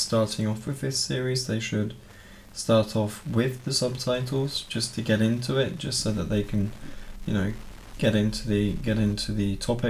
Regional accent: United Kingdom; Well, even me as a British person

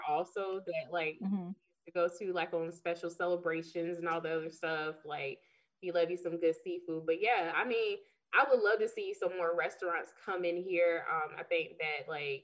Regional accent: Savannah, Georgia, United States; moved away as an adult; also born or lived in Elon, North Carolina / Greenville, South Carolina; I am born and raised in Savannah

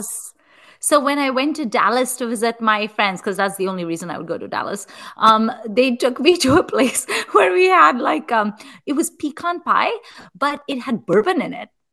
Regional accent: India; moved away; also born or lived in Chicago; i'm Indian

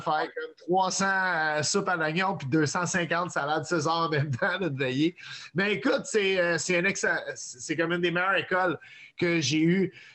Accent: Montreal, Quebec, Canada; suis un, Montréalais qui vient d'un père anglophone. et d'une mère québécoise

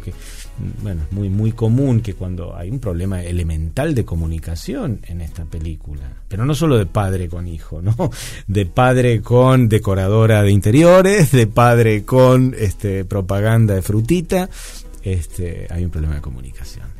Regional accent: Argentina; hacemos los argentinos

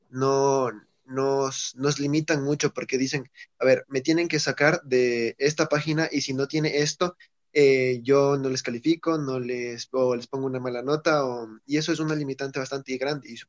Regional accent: Ecuador; soy de Ecuador.

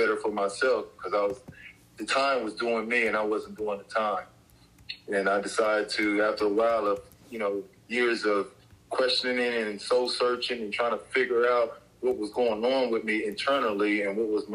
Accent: Columbus, Ohio, United States; Columbus was, you know, Columbus back in the day, it was just simple. You know, it was just kids in the neighborhood getting together

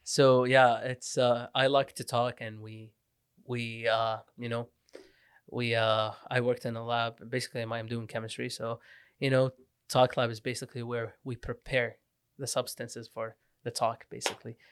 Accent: Lebanon; English is a second language; moved away; also born or lived in Iraq / Syria / Canada; I was born in Iraq, grew up Syria and Lebanon

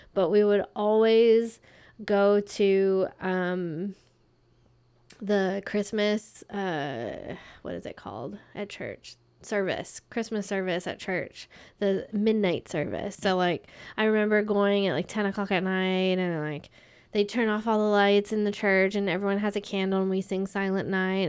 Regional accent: North Carolina, United States; also born or lived in Florida; We moved to North Carolina

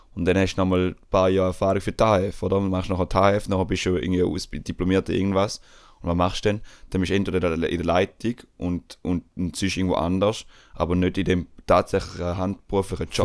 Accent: Switzerland; bei uns in der Schweiz

